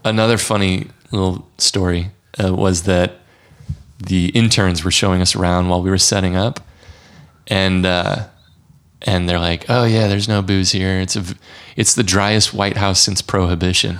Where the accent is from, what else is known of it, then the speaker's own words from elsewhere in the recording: Missouri, United States; also born or lived in St. Louis, Missouri; my home state of Missouri